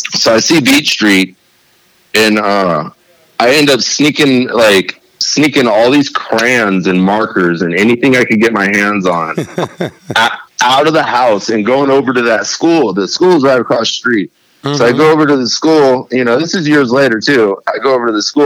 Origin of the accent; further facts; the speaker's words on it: Oakland, California, United States; moved away; I'm from the East Bay, and that's where I grew up. That's where I was raised